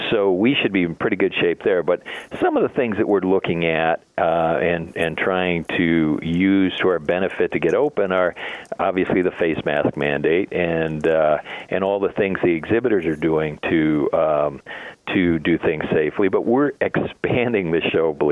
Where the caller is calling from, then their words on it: Oakbrook Terrace, Illinois, United States; office, yeah, at the office in uh, Oakbrook Terrace.